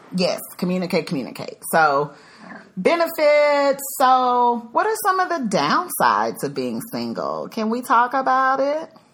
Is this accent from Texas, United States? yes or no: yes; Dallas, Texas, United States; moved away as an adult; also born or lived in Chicago, Illinois; now in Dallas, United States; I'm originally from the Dallas Fort Worth area, but I have been gone for 10 years because I lived in Chicago for a little over a decade